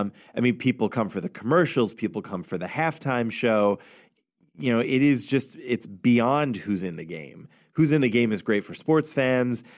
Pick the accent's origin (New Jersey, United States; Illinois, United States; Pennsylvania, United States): New Jersey, United States; I grew up in North Jersey